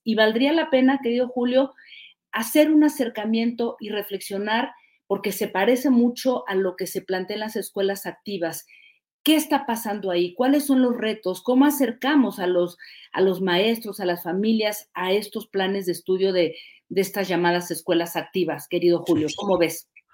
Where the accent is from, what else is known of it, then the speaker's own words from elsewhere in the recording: Mexico; moved away as an adult; also born or lived in France; yo soy hija de la escuela pública, debo decirlo, desde primaria hasta universidad. Soy hija de la escuela pública y luego me fui a estudiar fuera de México